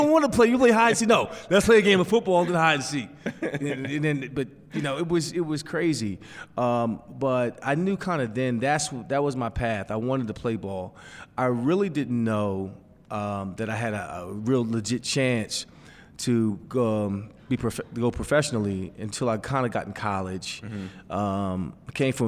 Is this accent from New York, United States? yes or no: no; Pennsylvania, United States; Growing up in Pennsylvania, you want to wear the black shoes. You want the blue and white.